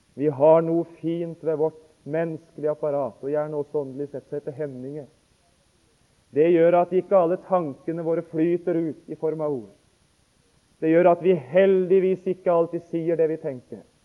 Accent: Notodden, Telemark, Norway; hjemme på Notodden

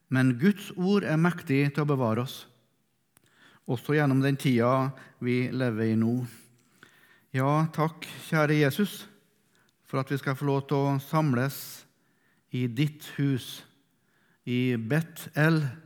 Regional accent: Melhus, Trøndelag, Norway; er fra Melhus i Sør-Trøndelag

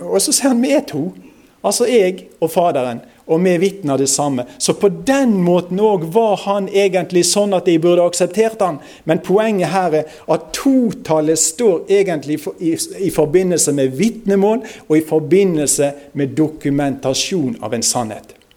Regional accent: Osterøy, near Bergen, Vestland, Norway; accent: nynorsk; strile; Jeg er fra Osterøyne, det er i nærheten av Bergen

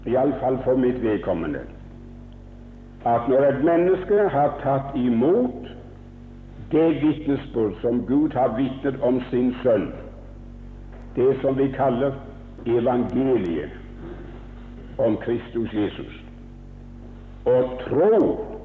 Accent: Haaland, Rogaland, Norway; born there; for jeg er født på Haaland.

